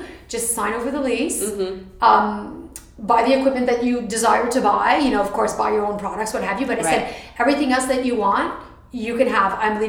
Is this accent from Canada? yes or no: yes; Canada; So I'm the Canadian